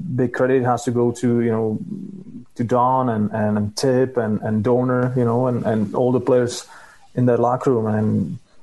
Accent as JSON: {"language": "English", "country": "Czechia", "tie": "born or raised there"}